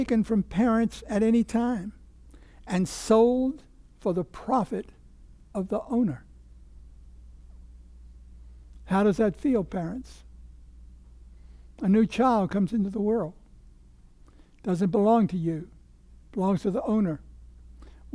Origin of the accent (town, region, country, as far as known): Virginia, United States; born or raised there